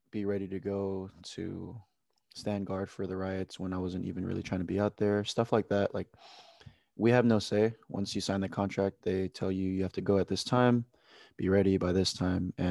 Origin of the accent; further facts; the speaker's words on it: Oxnard, California, United States; I'm from Oxnard, California